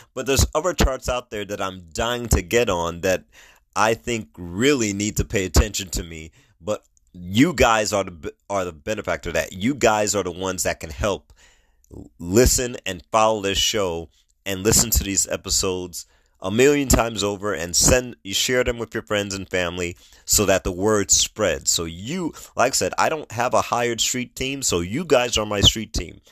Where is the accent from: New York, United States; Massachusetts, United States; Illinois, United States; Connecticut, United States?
New York, United States; moved away; I'm originally from New York. New York is a melting pot